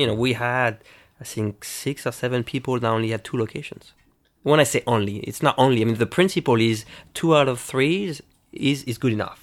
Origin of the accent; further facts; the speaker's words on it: France; moved away; I played pinball mostly growing up in France